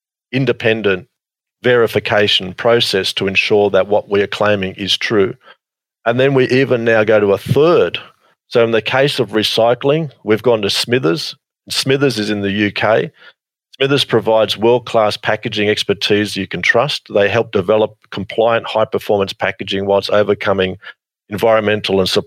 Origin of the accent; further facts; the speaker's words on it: Australia; Australia is my hometown, in my home country. I am very patriotic about Australia